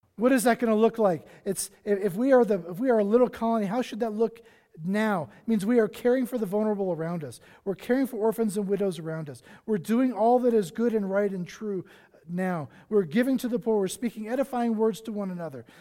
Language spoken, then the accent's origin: English; South Carolina, United States; moved away; I grew up on the East Coast, on the beaches of South Carolina